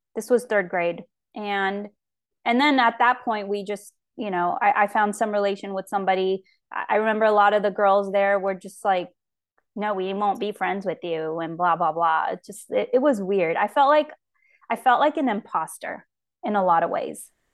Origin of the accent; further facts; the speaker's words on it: Fresno, California, United States; also born or lived in Yerevan, Armenia / Los Angeles, California; I grew up in Fresno California